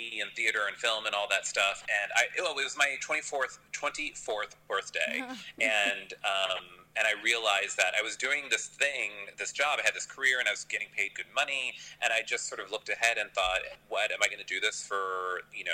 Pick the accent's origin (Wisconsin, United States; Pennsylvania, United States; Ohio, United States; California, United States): Pennsylvania, United States; moved away as an adult; now in New York, United States; I'm from Pennsylvania, so I went to Penn, which was just 2 hours away from home